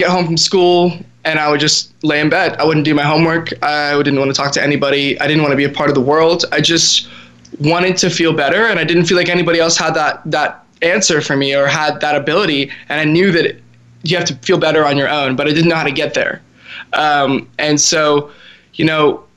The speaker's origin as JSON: {"language": "English", "town": "Dallas", "region": "Texas", "country": "United States", "tie": "born or raised there", "also_born_or_lived": "Russia"}